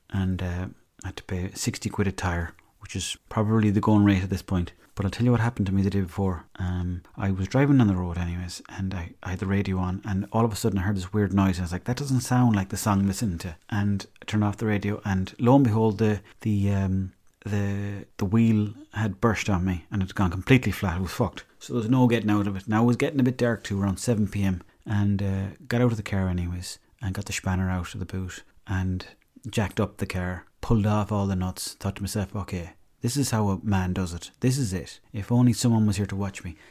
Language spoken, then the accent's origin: English; Swinford, Connacht, Ireland; I'm from there